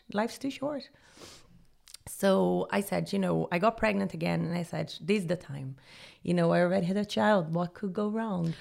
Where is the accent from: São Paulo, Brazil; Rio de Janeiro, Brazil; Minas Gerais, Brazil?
Rio de Janeiro, Brazil; moved away as an adult; also born or lived in Jamaica / Honduras / Panama; now in Dublin, Ireland; I'm originally from Rio, Brazil